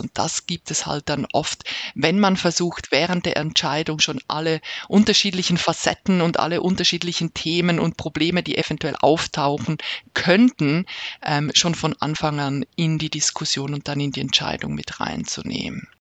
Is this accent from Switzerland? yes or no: yes; Switzerland; bei uns in der Schweiz